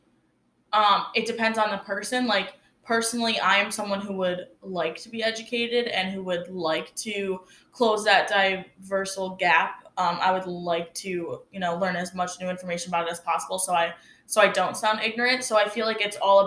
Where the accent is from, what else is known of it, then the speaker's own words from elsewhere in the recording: Wolcott, New York, United States; now in Oswego, United States; I went to school in a small town called North Rose Wolcott, and I graduated with about 80 kids. So I didn't really grow up in a diverse area